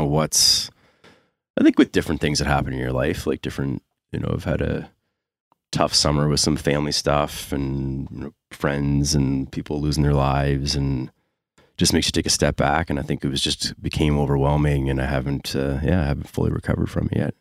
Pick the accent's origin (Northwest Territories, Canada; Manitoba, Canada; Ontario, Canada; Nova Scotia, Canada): Nova Scotia, Canada; Dartmouth; I grew up in Dartmouth